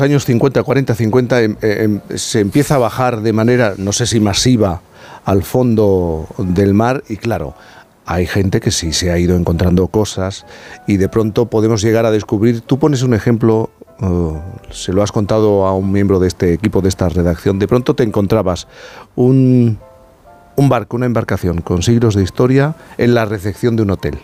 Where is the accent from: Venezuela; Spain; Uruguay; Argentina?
Spain; Cádiz, Andalusia; yo soy gaditano